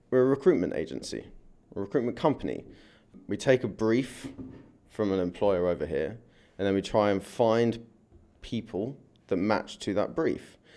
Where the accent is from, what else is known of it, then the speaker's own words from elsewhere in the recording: London, United Kingdom; moved away as an adult; I came from London nearly eight years ago.